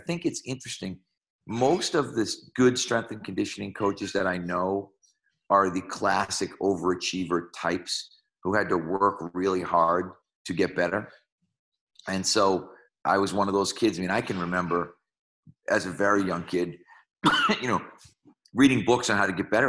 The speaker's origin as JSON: {"language": "English", "town": "Malden", "region": "Massachusetts", "country": "United States", "tie": "born or raised there", "said": "Well, so in Malden, Massachusetts, my father was my high school principal"}